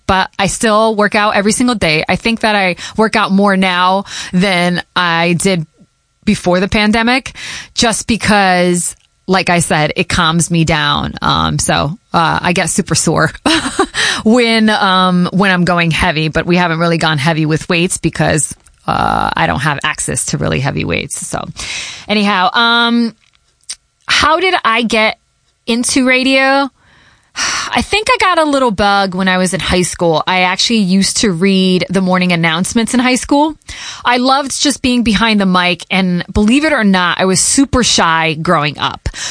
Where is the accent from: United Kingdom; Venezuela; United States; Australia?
United States; Connecticut; first language Portuguese; English is a second language; moved away as an adult; also born or lived in Hartford, Connecticut / Boston, Massachusetts / Providence, Rhode Island; I grew up in Connecticut